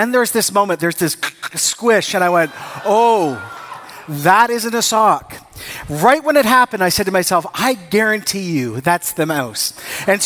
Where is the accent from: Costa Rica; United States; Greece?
Costa Rica; moved away; I grew up in Costa Rica